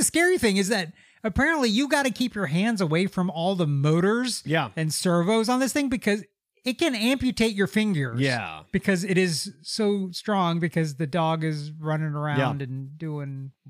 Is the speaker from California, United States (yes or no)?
no; Lexington, Kentucky, United States; Shout out, because they're from Lexington, Kentucky